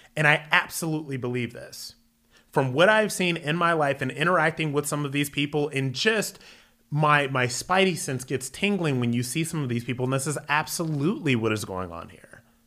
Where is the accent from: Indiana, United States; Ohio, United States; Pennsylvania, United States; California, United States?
Ohio, United States; Akron; moved away as an adult; also born or lived in New York City; Was born and raised in Akron, Ohio, went into the military